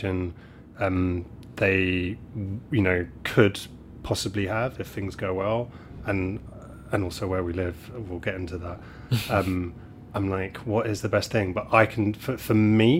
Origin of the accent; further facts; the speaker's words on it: London, United Kingdom; also born or lived in Poole, Dorset; I grew up in London